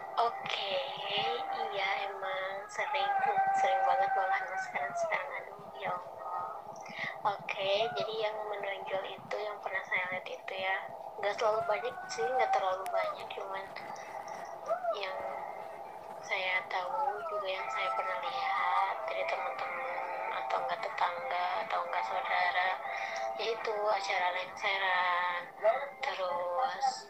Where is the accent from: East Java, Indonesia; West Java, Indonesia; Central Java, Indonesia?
West Java, Indonesia; Cihampelas; dari Ciamplas